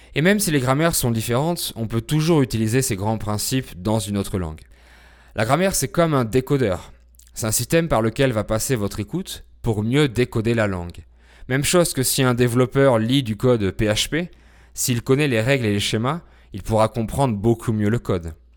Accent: France; je suis français, polyglotte

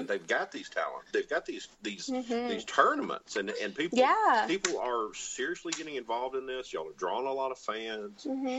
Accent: Alabama, United States; growing up on Continental Wrestling here in Alabama, where I grew up

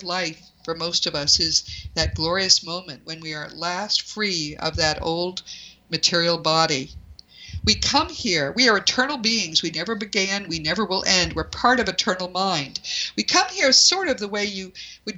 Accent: New England, United States; I'm from New England

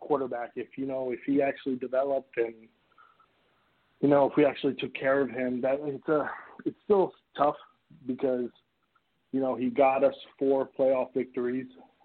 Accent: New Jersey, United States; also born or lived in Asia; I moved from Asia when I was like 4 or 5 years old, and we moved to New Jersey, my whole family.

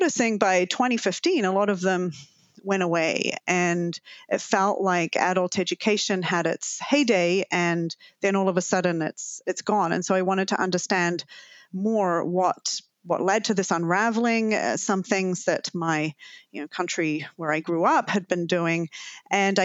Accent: New Zealand; now in Canada; as you can probably tell from my lingering accent, I'm originally from Aotearoa, New Zealand.

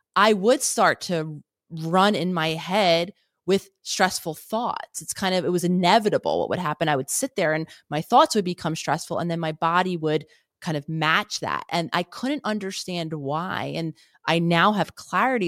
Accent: Philadelphia, Pennsylvania, United States; I grew up in Philadelphia

